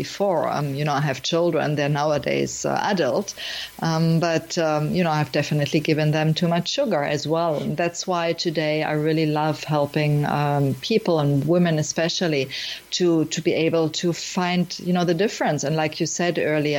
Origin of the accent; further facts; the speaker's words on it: Germany; also born or lived in Miami; now in Portugal; I'm from Germany and I lived in many countries, including Miami. And nowadays I'm in Portugal, beautiful Portugal here.